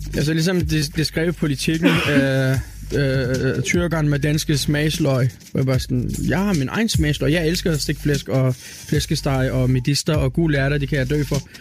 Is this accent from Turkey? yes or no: yes; Turkey; now in Copenhagen, Denmark; jeg er tyrker, og det vil jeg blive ved med at være